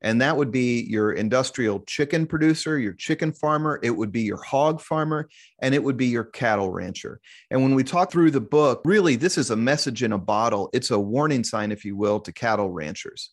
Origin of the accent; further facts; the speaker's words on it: Kansas City, Missouri, United States; also born or lived in Columbia, Missouri; I was born and raised in Kansas City